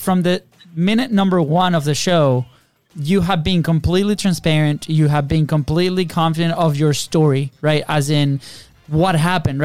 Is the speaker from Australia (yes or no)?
no; Venezuela; now in United States; We grew up in Venezuela in a third world country